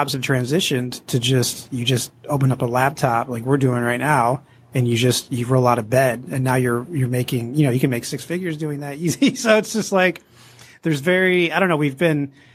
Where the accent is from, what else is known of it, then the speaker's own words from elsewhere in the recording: New York, United States; now in California, United States; I'm actually originally from New York